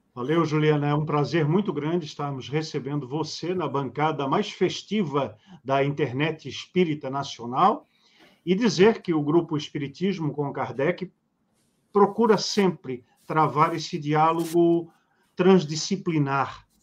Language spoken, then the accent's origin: Portuguese; Rio de Janeiro, Brazil; now in Santa Catarina, Brazil; Rio de Janeiro, minha terra natal